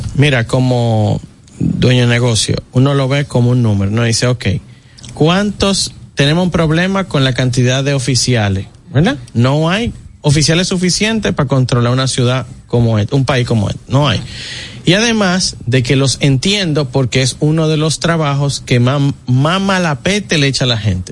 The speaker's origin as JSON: {"language": "Spanish", "country": "Dominican Republic", "said": "aquí somos dominicanos"}